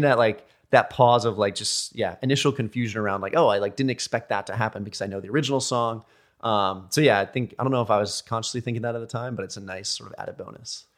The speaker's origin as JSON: {"language": "English", "country": "United States", "said": "I'm American D J"}